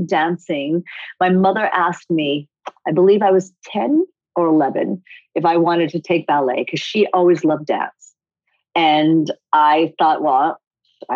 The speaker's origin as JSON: {"language": "English", "town": "Coventry", "region": "Rhode Island", "country": "United States", "tie": "born or raised there", "also_born_or_lived": "Japan", "said": "I was made in America, but born in Japan. So I am first generation Japanese American. But I grew up in Rhode Island, tiny little town called Coventry, Rhode Island"}